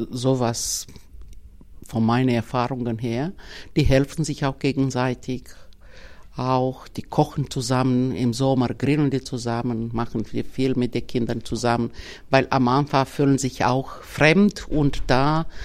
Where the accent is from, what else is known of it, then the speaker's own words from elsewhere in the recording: Romania; first language Romanian; German is a second language; now in Germany; wir kommen zwar aus Rumänien, ich, äh, meine Muttersprache ist Rumänisch